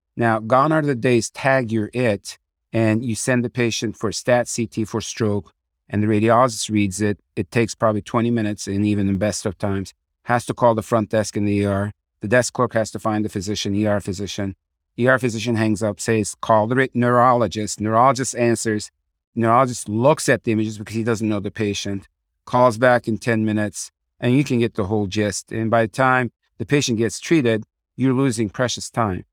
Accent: Tucson, Arizona, United States; also born or lived in Turkey; So I grew up in Tucson, Arizona. I'm the product of a immigrant family from Turkey. My dad and my mom came here when I was five years old and grew up there.

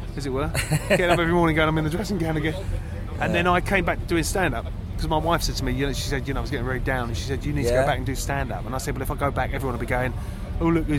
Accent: Southend-on-Sea, East of England, United Kingdom; I grew up in Southend, which is out on the east coast of the UK, in Essex

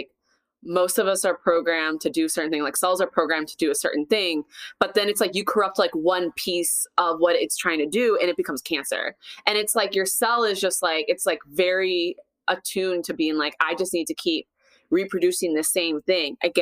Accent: Minnesota, United States; I grew up in Minnesota

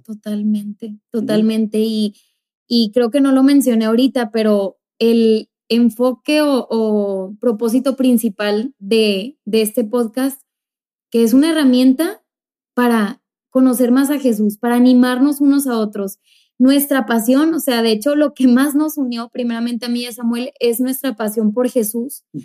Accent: Monterrey, Nuevo León, Mexico; now in El Paso, United States; yo vengo de México, de la ciudad de Monterrey, ninguno de los dos somos del paso

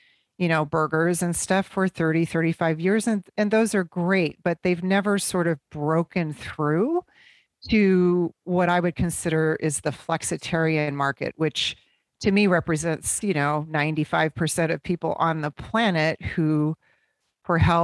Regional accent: Midwest, United States; growing up in the Midwest

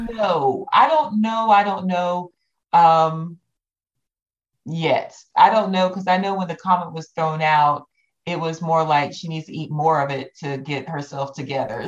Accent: Georgia, United States; growing up in the South

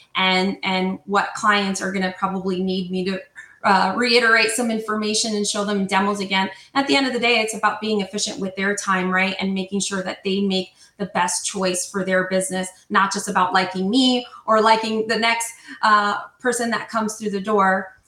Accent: New Jersey, United States; now in Southern California, United States; I'm not Italian. I am from New Jersey

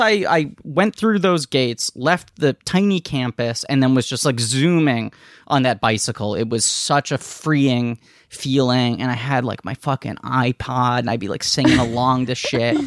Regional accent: New York City, New York, United States; I live in New York City. I grew up in New York City. Um, Manhattan in particular

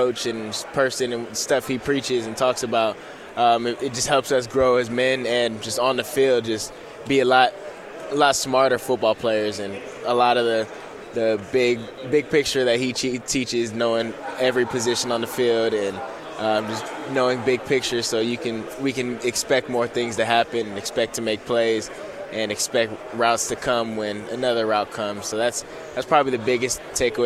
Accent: Corona, California, United States; Corona, California. So probably 40 minutes from here

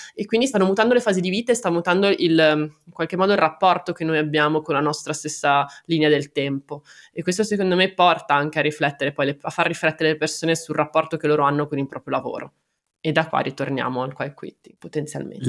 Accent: Genoa, Liguria, Italy; sono genovese

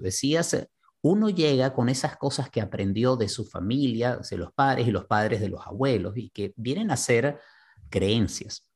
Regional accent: Venezuela; first language Spanish; now in Miami, United States; Creciendo en Venezuela hay una cantidad de elementos de racismo que yo no veía y que asumía como venezolano

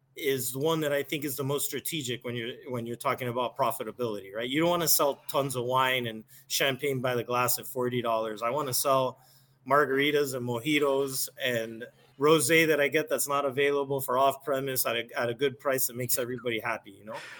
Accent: Miami, Florida, United States; moved away as an adult; also born or lived in Chicago; born and raised in Miami, never lived anywhere else

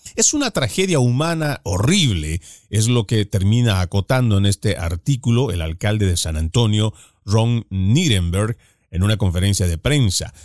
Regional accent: Bolivia; en mi país, por lo menos en el cual yo he nacido, en Bolivia

